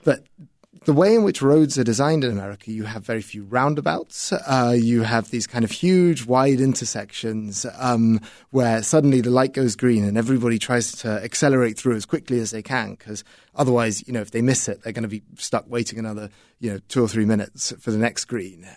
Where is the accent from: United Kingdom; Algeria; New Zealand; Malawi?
United Kingdom; moved away as an adult; now in Chicago, United States; in the United Kingdom, where I'm from